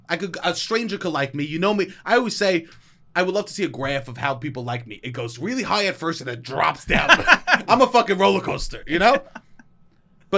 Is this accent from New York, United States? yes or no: yes; New York City, New York, United States; accent: New York; New York City tap water. If I don't drink it for 2 weeks, my accent goes away.